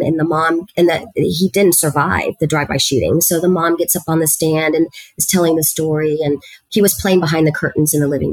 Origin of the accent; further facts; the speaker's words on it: Harlingen, Texas, United States; first language Spanish; English is a second language; moved away as an adult; also born or lived in Edinburg, Texas / San Antonio, Texas; that's where I grew up, in Harlingen, Texas